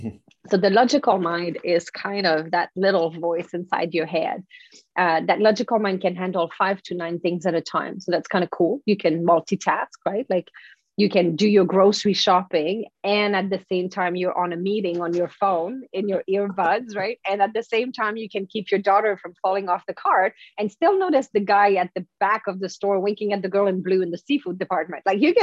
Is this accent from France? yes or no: yes; France; accent: French; English is a second language; But anyway, that's my French accent. But whatever, the voice in my head was right. My English was really bad.